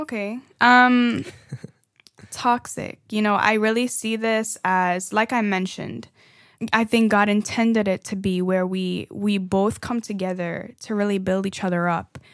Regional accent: Trinidad & Tobago; now in United States; I am from Trinidad, for, you know, a fun fact again. Um, and that's why sometimes y'all hear the accent coming out a little bit here and there.

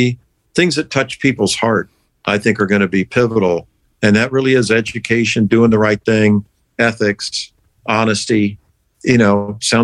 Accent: St. Petersburg, Florida, United States; also born or lived in Pennsylvania / Altoona; growing up in St. Pete was wonderful

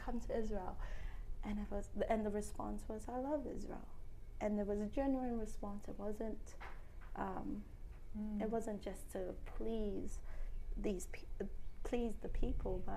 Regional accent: Cook Islands; The Cook Islands

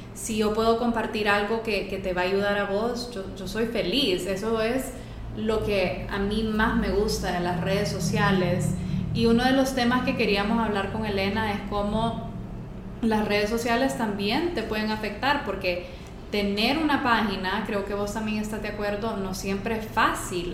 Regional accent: Honduras; soy hondureña

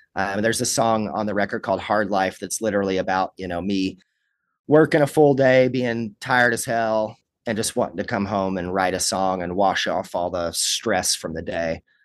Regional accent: Kentucky, United States; born or raised there; moved away as an adult; also born or lived in Los Angeles

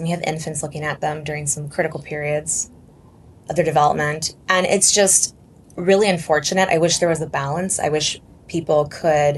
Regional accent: San Diego, California, United States; moved away as an adult; now in Chicago, United States; I'm from San Diego

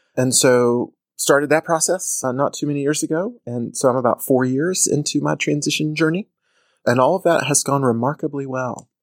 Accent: Atlanta, Georgia, United States; I grew up in Atlanta

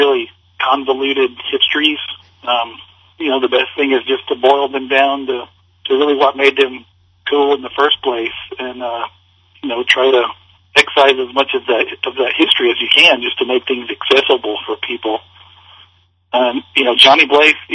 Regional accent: the South, United States; now in Kansas City, United States; I grew up in the South, and I live now in the Midwest

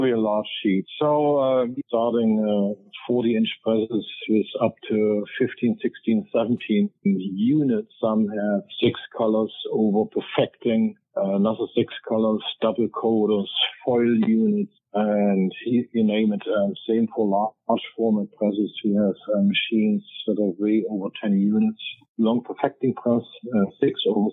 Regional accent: East Germany, Germany; moved away; Growing up in East Germany.

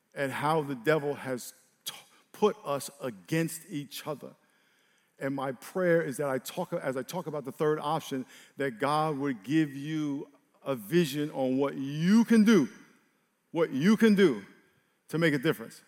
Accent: New York, United States; I grew up in New York

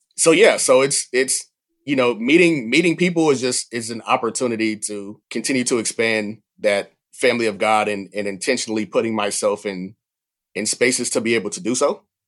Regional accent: Atlanta, Georgia, United States; moved away; I grew up near the Atlanta field office

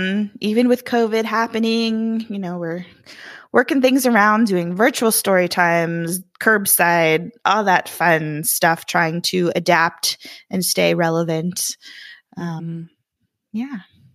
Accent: Florida, United States; moved away as an adult; now in Virginia, United States; But I was born and raised in Florida and not went to Florida. I was in Florida when I went to college.

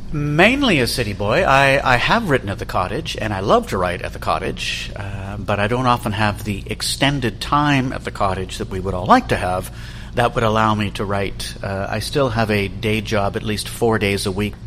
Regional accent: Toronto, Ontario, Canada; my rather idyllic childhood growing up in Leaside.

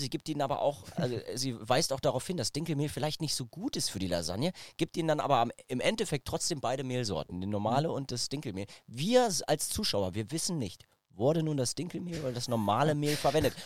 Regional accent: Braunschweig, Lower Saxony, Germany; ich bin in Braunschweig aufgewachsen

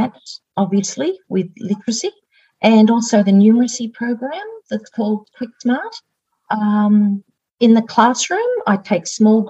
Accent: Cooma, New South Wales, Australia; also born or lived in Narooma / England; I was born in Naruma down on the south coast, but we moved up to Coola. That's where I grew up.

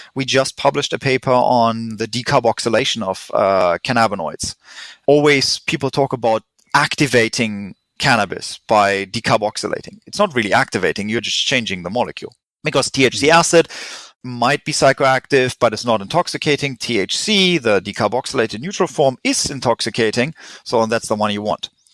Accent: Germany; accent: German; English is a second language; moved away as an adult; also born or lived in England / Switzerland / California; now in Vancouver, Canada; I'm German. Tried to hide my accent, didn't help

